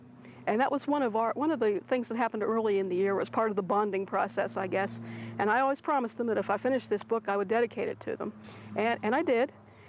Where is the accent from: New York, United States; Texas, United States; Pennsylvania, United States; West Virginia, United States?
Pennsylvania, United States; Pittsburgh; born or raised there